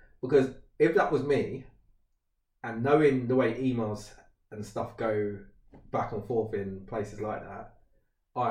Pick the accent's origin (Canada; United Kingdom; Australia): United Kingdom; being British